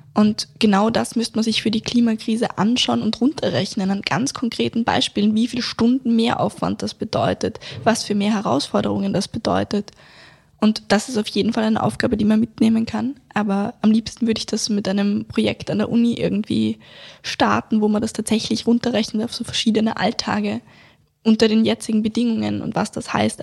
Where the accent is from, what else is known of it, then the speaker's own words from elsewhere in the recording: Vienna, Austria; bei uns in Wien